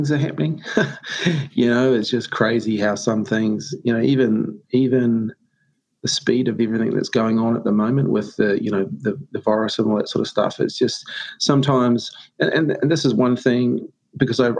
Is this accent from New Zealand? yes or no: yes; New Zealand; I'm a Kiwi bloke, traditional, you know, rugby, racing and beer and stuff